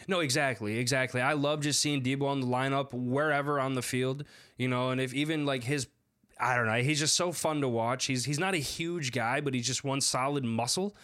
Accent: Madison, Wisconsin, United States; moved away; I'm originally from Madison

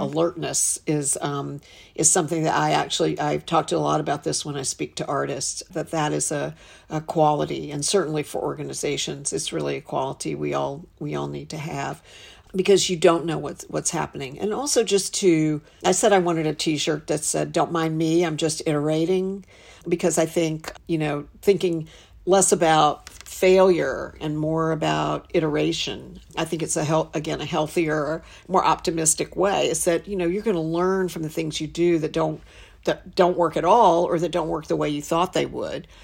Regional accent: Western North Carolina, United States; moved away as an adult; also born or lived in Charlotte, North Carolina / New York; I'm from Western North Carolina.

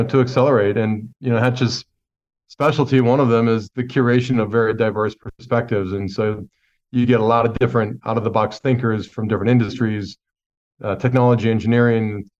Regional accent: Montana, United States; I grew up in Montana

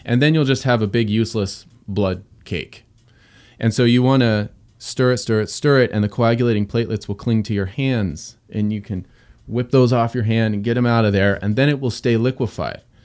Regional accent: Southern California, United States; moved away; also born or lived in Pacific Northwest; I grew up in Southern California, suburbia

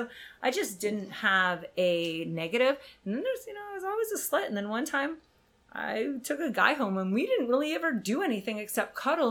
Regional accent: Canada; And I'm from Canada, so the idea of sex is a little bit lax.

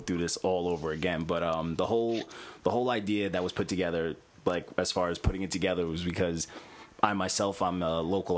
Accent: Elmont, New York, United States; also born or lived in Montreal; I'm from Elmont, but I was born in, you know, Montreal.

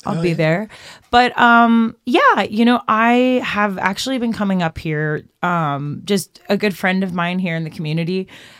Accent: Nashville, Tennessee, United States; I'm from Nashville, so I just go where the map goes.

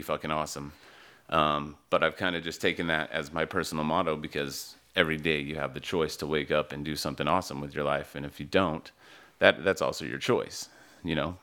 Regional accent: Utah, United States; moved away as an adult; also born or lived in East Coast, United States; I grew up in Utah, and, uh, I've lived all over the East Coast, a lot of, a lot of my adult life, and back to Utah.

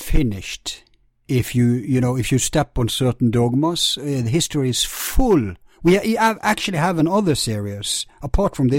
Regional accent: Bergen, Vestland, Norway; In Bergen, my hometown

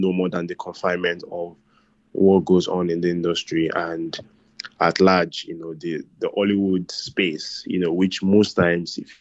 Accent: Nigeria; as a Nigerian guy

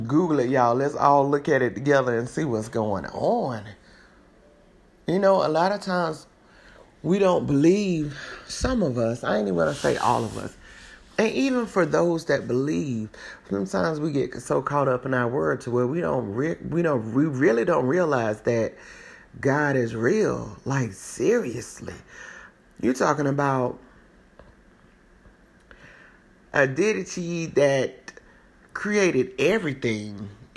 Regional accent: South Carolina, United States; I'm from South Carolina. I'm from South Carolina.

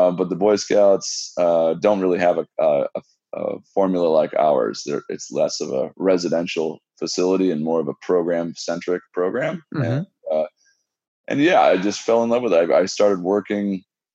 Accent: West Coast, United States; moved away; I'm from the West Coast

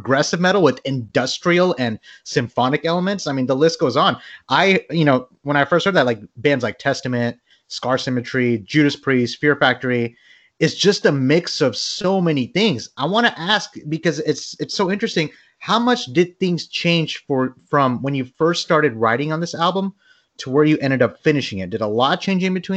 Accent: Bangladesh; I'm from Bangladesh.

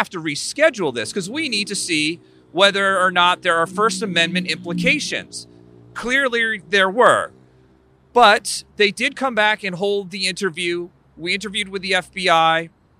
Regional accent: Raleigh, North Carolina, United States; I'm here from Raleigh, North Carolina.

